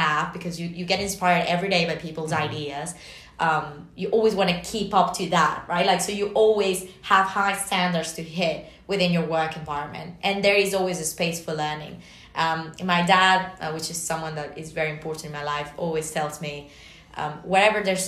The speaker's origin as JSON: {"language": "English", "country": "Venezuela", "moved": "yes", "said": "my home country"}